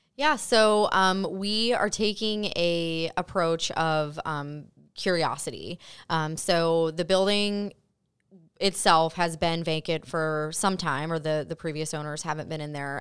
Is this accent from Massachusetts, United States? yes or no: no; Mason, Ohio, United States; I'm from Mason, born and raised, so I'm very familiar with the area